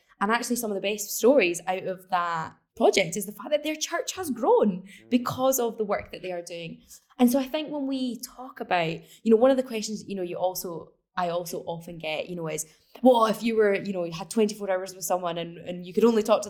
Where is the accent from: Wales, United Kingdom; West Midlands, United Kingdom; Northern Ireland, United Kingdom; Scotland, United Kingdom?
Scotland, United Kingdom; So I'm from Scotland. We don't really see the impacts of climate change here